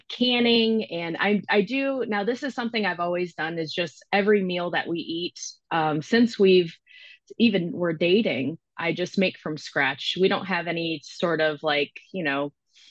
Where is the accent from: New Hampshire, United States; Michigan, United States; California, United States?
Michigan, United States; moved away as an adult; now in Knoxville, United States; I do currently live in Knoxville, Tennessee in the U.S. I am originally from Michigan.